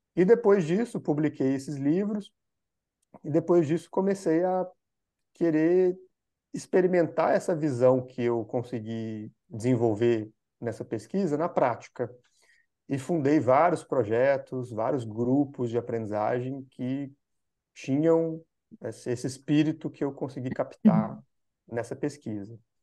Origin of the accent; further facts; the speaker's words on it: Minas Gerais, Brazil; moved away as an adult; also born or lived in São Paulo; eu sou de Minas Gerais, aqui, eu sou brasileiro, uhum. e sou de Minas, que é um estado aqui